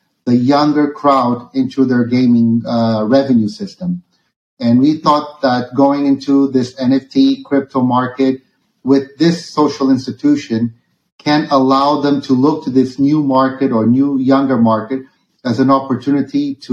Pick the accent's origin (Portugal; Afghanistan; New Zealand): Portugal; also born or lived in Mozambique / United States; I was born in Mozambique. And today I live and grew up in Portugal